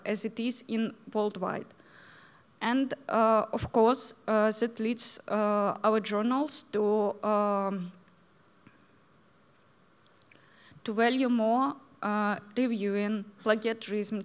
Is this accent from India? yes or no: no; Ukraine; English is a second language